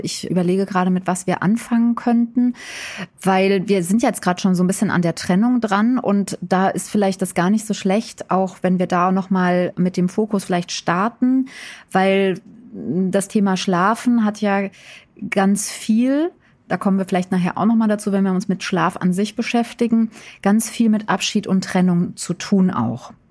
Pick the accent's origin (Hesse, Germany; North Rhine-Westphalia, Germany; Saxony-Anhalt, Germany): Hesse, Germany; Wiesbaden; moved away as an adult; now in Berlin, Germany; ich bin ja aus'm tiefsten Westen sozusagen. Also ich komme ja eigentlich aus Wiesbaden. Da bin ich mit vier Kindern zweitausend nach Berlin gezogen in den Osten